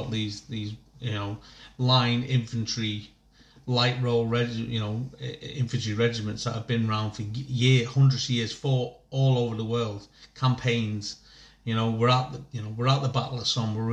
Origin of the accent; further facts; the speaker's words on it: Northern Ireland, United Kingdom; I grew up in Northern Ireland, ever since I saw seeing soldiers on the street, helicopters in the sky, boom, that was for me.